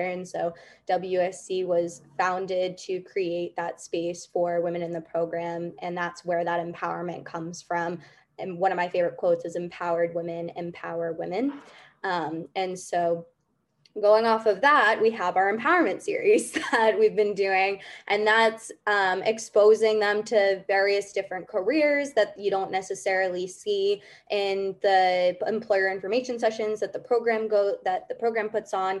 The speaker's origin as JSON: {"language": "English", "region": "California", "country": "United States", "tie": "born or raised there", "also_born_or_lived": "Ithaca, New York", "moved": "as an adult", "lives_now": "New York, United States", "said": "I grew up in California"}